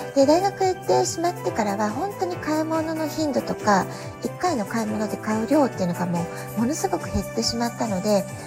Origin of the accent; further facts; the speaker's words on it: Japan; now in San Diego, United States; 私たち日本で生まれ育った、えー、日本人の母親